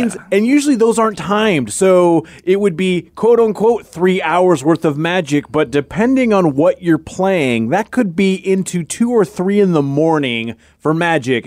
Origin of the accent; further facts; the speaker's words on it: Tacoma, Washington, United States; I'm from Tacoma